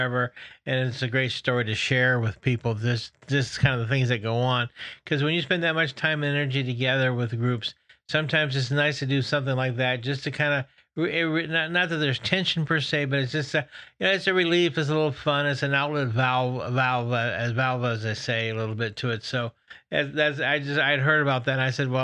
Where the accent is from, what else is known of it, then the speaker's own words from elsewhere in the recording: California, United States; moved away as an adult; now in the South, United States; I'm from California too